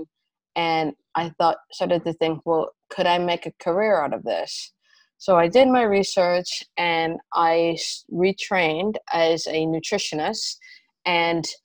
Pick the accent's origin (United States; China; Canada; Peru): Canada; moved away as an adult; also born or lived in United Kingdom; now in London, United Kingdom; I'm originally Canadian, and I've been living in the UK for about 15 years